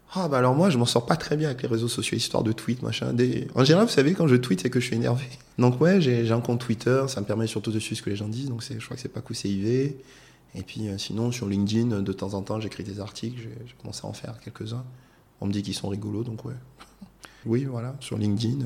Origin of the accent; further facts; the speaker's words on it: Côte d’Ivoire; moved away; je suis un Ivoirien, je rentre dans mon pays